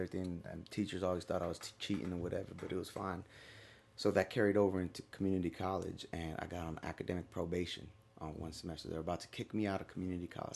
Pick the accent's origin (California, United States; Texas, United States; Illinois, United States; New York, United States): California, United States; Stockton; moved away; I grew up in Stockton, California.